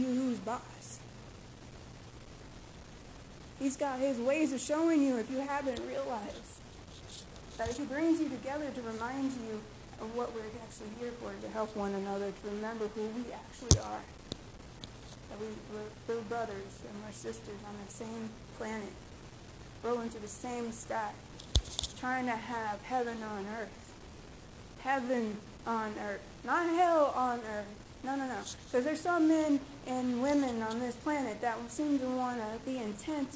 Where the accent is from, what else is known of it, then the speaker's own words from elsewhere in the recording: Memphis, Tennessee, United States; I grew up in Memphis, Tennessee.